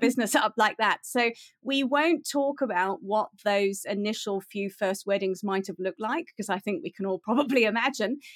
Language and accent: English; United Kingdom; moved away as an adult; now in South Africa; I am British. I grew up in the U K, and I moved to South Africa in two thousand and nine.